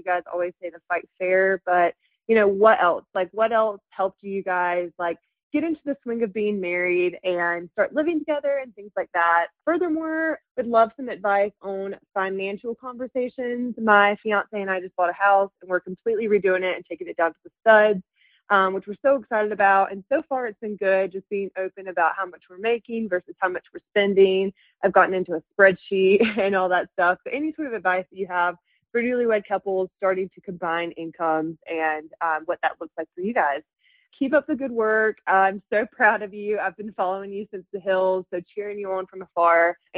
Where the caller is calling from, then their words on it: Salt Lake City, Utah, United States; I'm calling from Salt Lake City, Utah. I'm 26 years old.